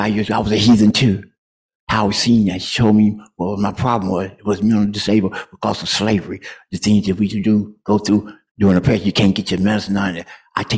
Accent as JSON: {"language": "English", "town": "Chicago", "region": "Illinois", "country": "United States", "also_born_or_lived": "Detroit", "said": "I'm from Chicago, Detroit."}